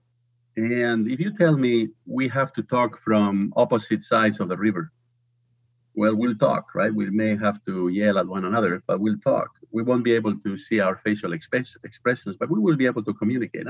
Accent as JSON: {"language": "English", "country": "Spain", "also_born_or_lived": "United States", "second_language": "English", "moved": "as an adult", "lives_now": "United Kingdom", "said": "I'm originally from Spain. I think people will detect an accent pretty quickly"}